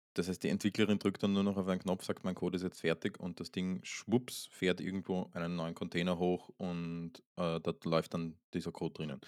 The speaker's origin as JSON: {"language": "German", "region": "Vienna", "country": "Austria", "tie": "born or raised there", "said": "aus Wien. Aus meiner Heimatstadt"}